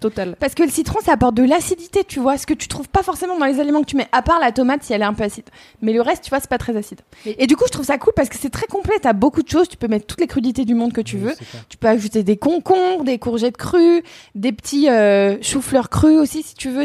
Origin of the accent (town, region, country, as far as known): Burgundy, Bourgogne-Franche-Comté, France